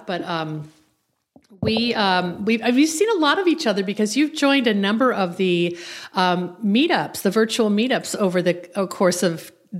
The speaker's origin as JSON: {"language": "English", "town": "Millburn", "region": "New Jersey", "country": "United States", "tie": "born or raised there", "said": "I grew up in Millburn, New Jersey, and graduated from Rutgers College with a bachelor's degree in political science."}